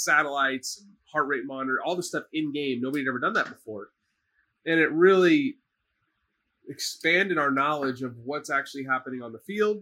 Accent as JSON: {"language": "English", "town": "Dallas", "region": "Texas", "country": "United States", "lives_now": "Houston, United States", "said": "I'm from Dallas"}